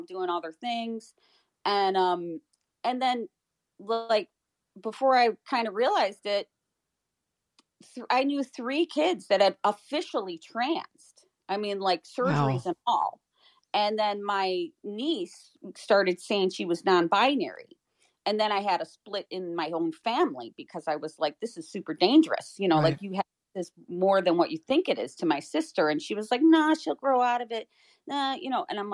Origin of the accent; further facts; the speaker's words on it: Chicago, Illinois, United States; I grew up in Chicago, so it wasn't like I was in, an area where I could be protected